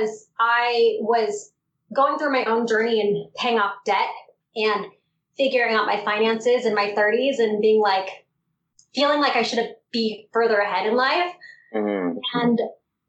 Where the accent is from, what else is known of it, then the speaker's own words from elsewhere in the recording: Southern California, United States; I grew up in Southern California.